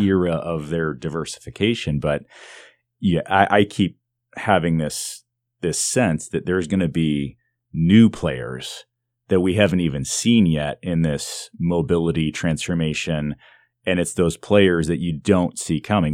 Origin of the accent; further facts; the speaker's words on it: Detroit, Michigan, United States; I grew up in the Detroit area